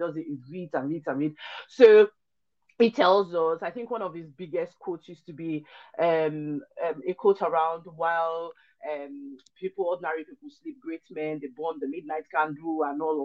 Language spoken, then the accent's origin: English; Lagos, Nigeria; also born or lived in Ilaro, Ogun State, Nigeria; my dad moved to Lagos when I was really little, like a year old kind of deal